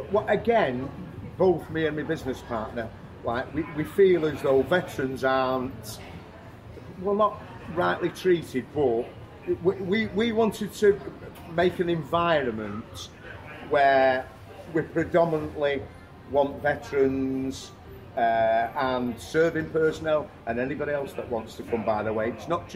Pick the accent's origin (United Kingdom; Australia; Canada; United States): Australia; now in Thailand; I mean, although I'm Australian, there's there's a number of our customers who are